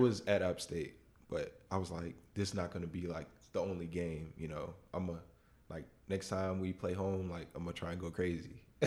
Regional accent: West Palm Beach, Florida, United States; moved away; I'm from West Palm Beach

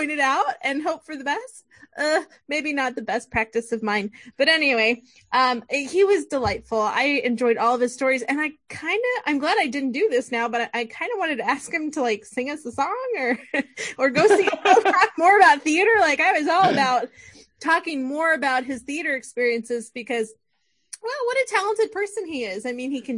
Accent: Midwest, United States; we're from the Midwest

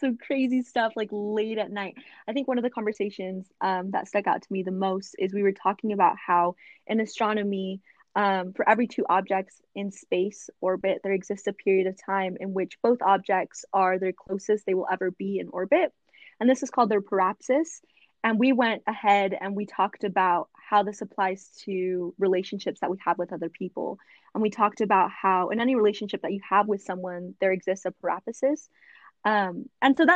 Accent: Southern California, United States; I am from Southern California

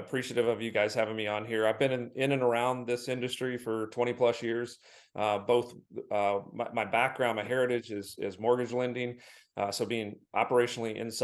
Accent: Michigan, United States; I'm from Michigan

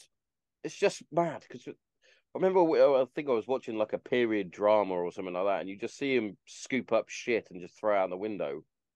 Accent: England, United Kingdom; See, I go back to, because obviously being English, like even down to the football, like or soccer, it was just fucking amazing to watch.

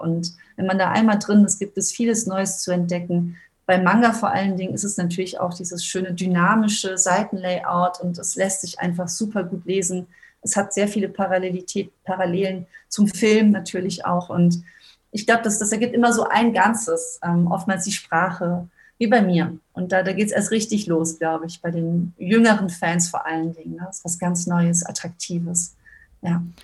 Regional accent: Germany; als Deutsche

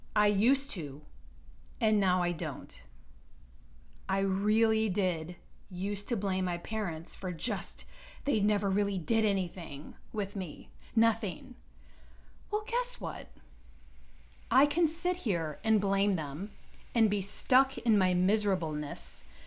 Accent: Detroit, Michigan, United States; growing up in Detroit, my childhood was uneventful

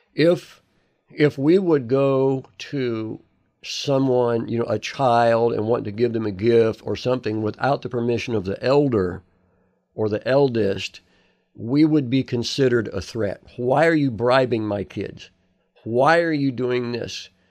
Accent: United States

